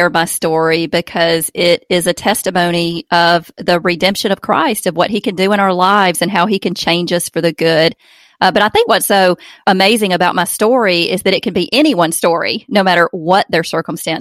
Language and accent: English; Alabama, United States; accent: Southern; born and raised in Alabama. We live in Opelika, Alabama